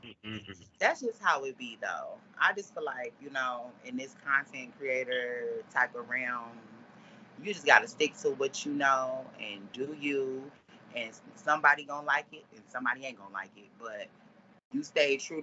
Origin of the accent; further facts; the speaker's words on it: Detroit, Michigan, United States; I'm from Detroit.